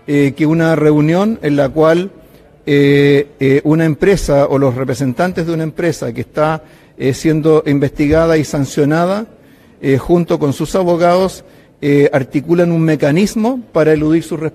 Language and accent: Spanish; Chile; Pero yo como soy chileno